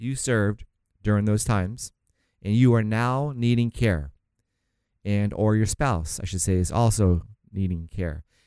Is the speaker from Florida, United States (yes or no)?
yes; St. Augustine, Florida, United States; now in California, United States; I'm from Saint Augustine, Florida